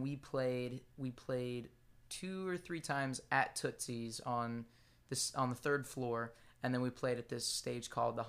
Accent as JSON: {"language": "English", "town": "Lancaster", "region": "Pennsylvania", "country": "United States", "tie": "born or raised there", "moved": "as an adult", "lives_now": "Nashville, United States", "said": "it was Pennsylvania. I grew up in Lancaster, Pennsylvania. It's okay. Amish country."}